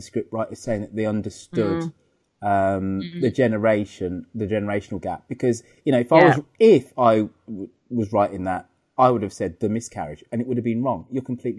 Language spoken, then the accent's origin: English; United Kingdom; being British